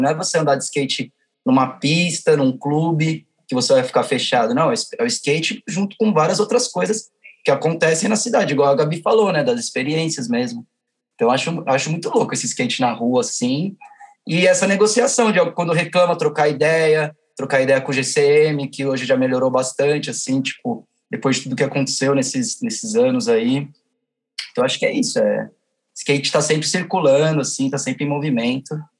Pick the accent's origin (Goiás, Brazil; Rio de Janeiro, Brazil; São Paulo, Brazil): São Paulo, Brazil; sou da Zona Norte